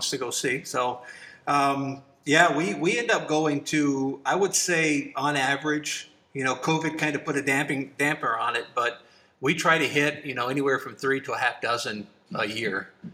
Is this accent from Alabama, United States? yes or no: yes; Alabama, United States; also born or lived in Upper Peninsula, Michigan; now in Wisconsin, United States; growing up in Alabama